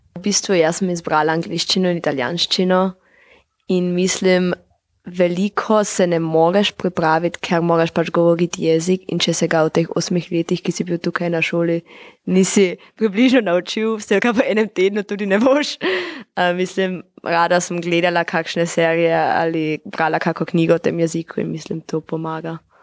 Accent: Eberndorf, Carinthia, Austria; prihajam z Dobrele vasi

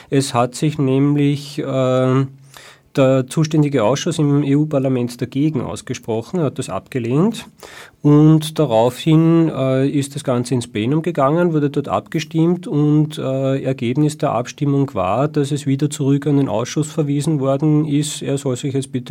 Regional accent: Austria; Und als Nicht-Deutscher fühle ich mich als Österreicher durchaus äh, betroffen

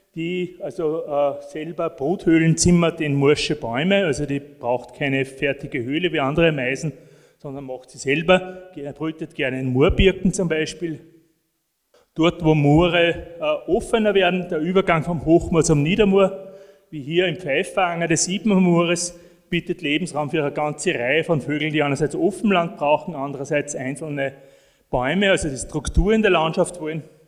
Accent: northern edge of the Alps, Austria; da, wo ich herkomme, aus dem nördlichen Alpenrand

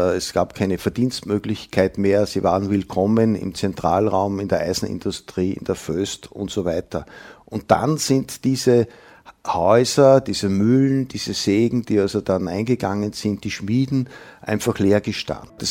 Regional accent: Windhag, Lower Austria, Austria; in meinem Heimatort in Windhag in den 50er Jahren hat es also noch Pferde gegeben, die Wegen wurden von Ochsen gezogen. 1951 kam also der erste Traktor.

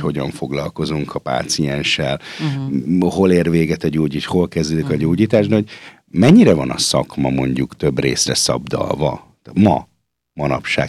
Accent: Budapest, Hungary; moved away as an adult; now in Austria; magamat tőzsgyekeres Budapestnek mondhatnám, hiszen mindkét szülőm Budapesten született

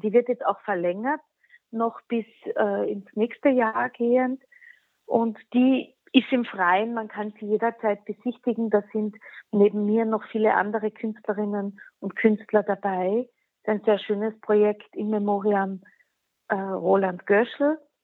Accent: Klagenfurt, Carinthia, Austria; first language Slovene; German is a second language; moved away as an adult; also born or lived in Wolfsberg; now in Vienna, Austria; Ich wurde geboren in Wolfsberg. Meine Mutter ist Wolfsbergerin, gebürtige und ist auch dort aufgewachsen. Aber ich habe dann eigentlich immer in Klagenfurt gelebt

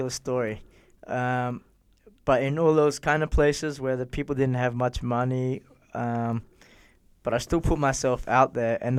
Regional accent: Brisbane, Queensland, Australia; now in Vienna, Austria; from Australia, where you got, I mean, uh, my hometown's Brisbane

